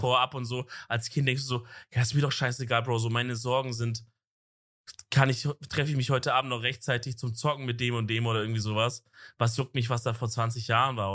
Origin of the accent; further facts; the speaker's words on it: Southern Germany, Germany; wenn ich jetzt zum Beispiel im Süden wohne, so wo ich aufgewachsen bin